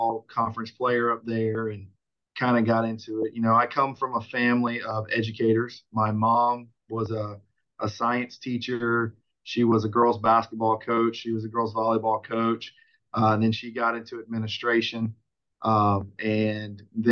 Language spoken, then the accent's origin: English; Panama City, Florida, United States; moved away as an adult; also born or lived in Central Methodist College, Missouri; now in Orlando, United States; I was born and raised in Panama City, Florida, up in the panhandle from here in Orlando.